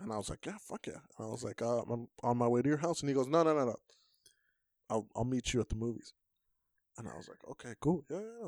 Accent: Nuevo Laredo, Tamaulipas, Mexico; up in Nuevo Laredo

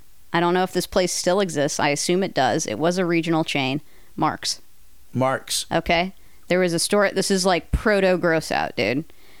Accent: California, United States; moved away; also born or lived in Ohio; As a Californian who moved to Ohio...

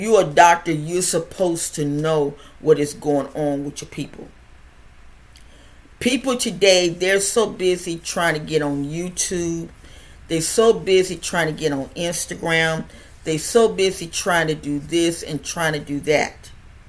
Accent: United States; me being an American

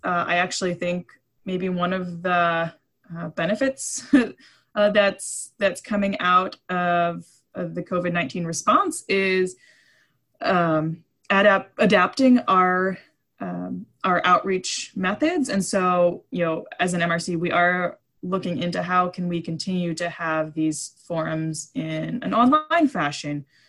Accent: East Coast, United States; now in Island County, United States; I grew up on the East Coast

